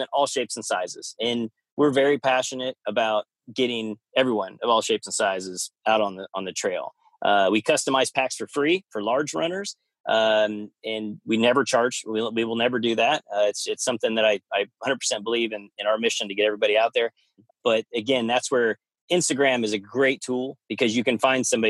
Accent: Kansas, United States; moved away; also born or lived in Oklahoma / Arizona; growing up in Kansas, so we went to Oklahoma and I lived in Arizona

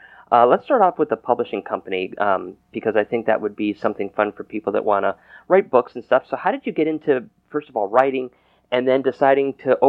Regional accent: Connecticut, United States; moved away; I grew up in Connecticut

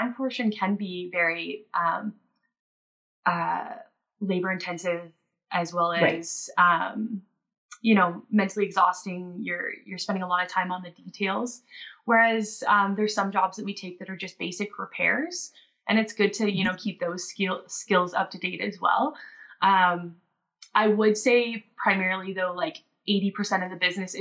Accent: Ontario, Canada; moved away as an adult; also born or lived in Nova Scotia / Whistler, British Columbia; I grew up in Ontario

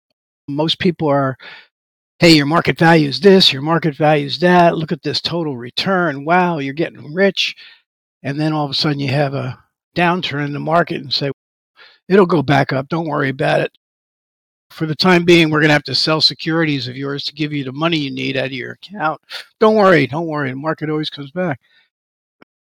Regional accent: New York City, New York, United States; moved away as an adult; I was born in Manhattan. I worked in Manhattan for the beginning stages of my career

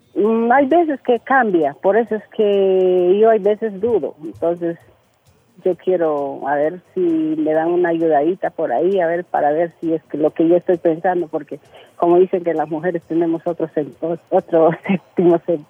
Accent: Loreto, Peru; Soy del departamento de Loreto

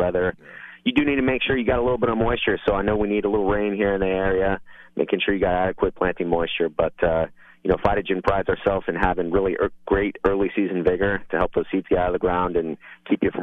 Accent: Portland, Texas, United States; I grew up right here in Portland.

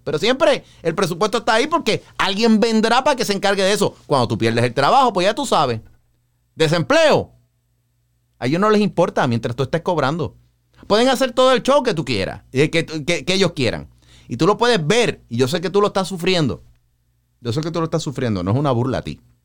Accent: Puerto Rico; Para nosotros el verano, lo que son los meses de mayo, junio, julio, agosto, bueno, todo el año hace calor en Puerto Rico

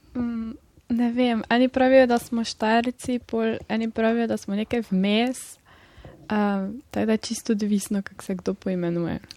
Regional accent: Gornja Radgona, Slovenia; prihajam iz Gornje Radkune

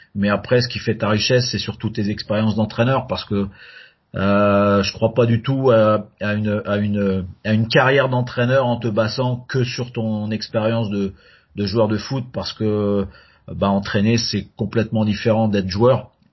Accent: France; moved away as an adult; also born or lived in North America; now in Canada; quand je suis arrivé en Amérique du Nord, on m'a dit que que j'étais trop français

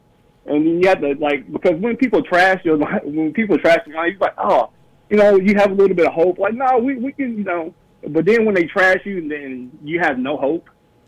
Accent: Detroit, Michigan, United States; moved away as an adult; now in Cincinnati, United States; I'm from Detroit. I was born and raised, but I've been living in out of town for like the last 15 years.

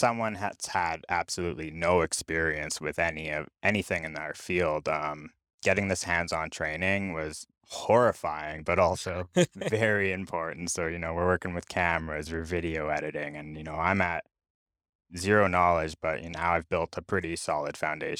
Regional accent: Abbotsford, British Columbia, Canada; So I grew up in Abbotsford in the Fraser Valley on the mainland

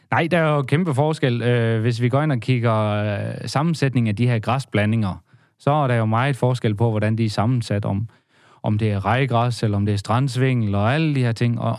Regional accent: Vorbasse, Southern Denmark, Denmark; Og jeg er jo fra Vorbasse, så vi har slået en god handel af ham.

